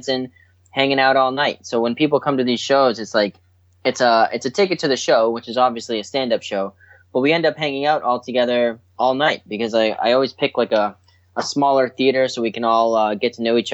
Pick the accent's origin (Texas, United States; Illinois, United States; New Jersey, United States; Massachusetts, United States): Massachusetts, United States; Boston; moved away as an adult; also born or lived in Florida; now in New York, United States; I grew up in Boston, Massachusetts, and that's where I started doing entertainment type things